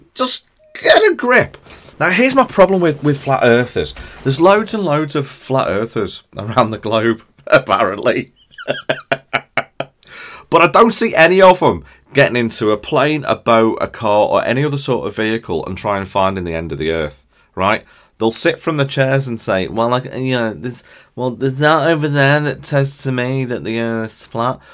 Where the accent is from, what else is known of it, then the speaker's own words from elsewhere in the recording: near Liverpool, North West England, United Kingdom; we're from near Liverpool.